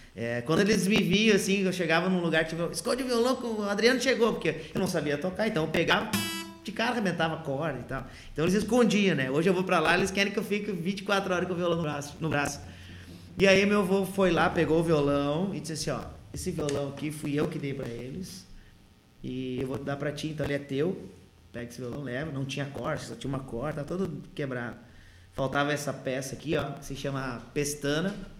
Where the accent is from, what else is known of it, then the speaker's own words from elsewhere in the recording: Ijuí, Rio Grande do Sul, Brazil; now in Sapiranga, Brazil; Eu sou natural da cidade de Ijuí